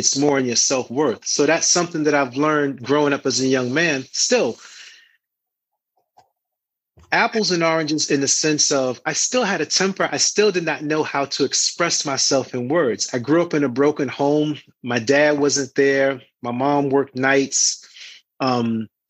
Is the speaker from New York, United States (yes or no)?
yes; New York City, New York, United States; I'm from Harlem, and a lot of my friends were always into the street life